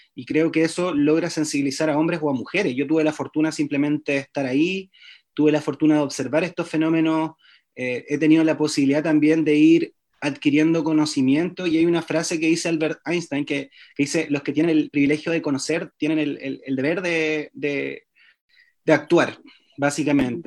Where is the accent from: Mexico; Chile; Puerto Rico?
Chile; soy un matrón chileno